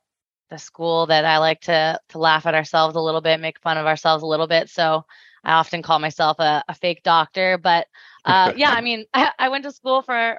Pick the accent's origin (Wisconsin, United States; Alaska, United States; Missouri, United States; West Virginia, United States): Alaska, United States; now in Seattle, United States; I'm from Alaska originally. I live in Seattle, Washington now